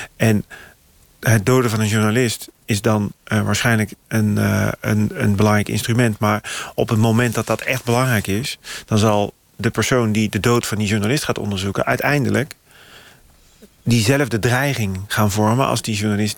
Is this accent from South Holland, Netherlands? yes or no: no; North Brabant, Netherlands; ik kom uit Brabant